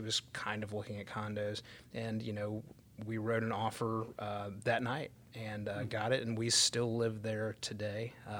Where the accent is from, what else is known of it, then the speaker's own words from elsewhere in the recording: Stone Mountain, Georgia, United States; also born or lived in Grayson, Georgia; I grew up in Stone Mountain on the Gwinnett County side, which is a suburb of Atlanta.